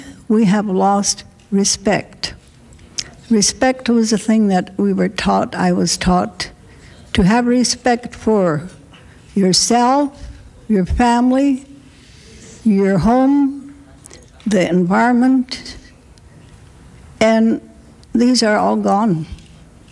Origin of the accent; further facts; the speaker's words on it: Rosebud Reservation, South Dakota, United States; our reserve where I am from the Rosebud Reservation